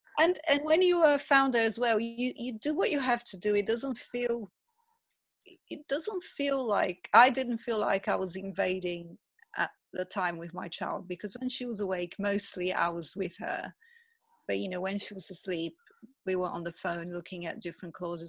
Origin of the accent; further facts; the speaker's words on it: Brazil; English is a second language; I'm from Brazil originally. My mom came from Brazil to stay with my daughter for those 2 days.